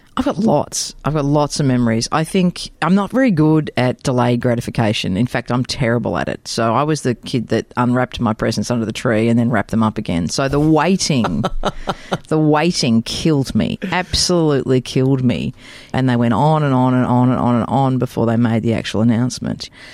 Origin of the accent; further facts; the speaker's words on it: Melbourne, Victoria, Australia; I actually grew up in Waverley, so in, in Melbourne